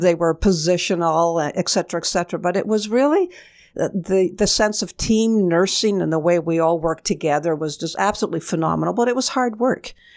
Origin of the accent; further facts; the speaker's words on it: Kingston, Ontario, Canada; I grew up in Kingston, Ontario. I was born and bred there